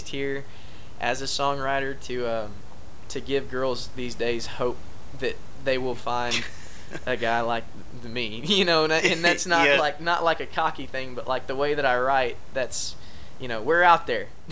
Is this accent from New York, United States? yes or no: no; Coupland/Type area, between Elgin and Taylor, east of Austin, Texas, United States; my hometown is right now. Is we've got Samsung coming in right out there.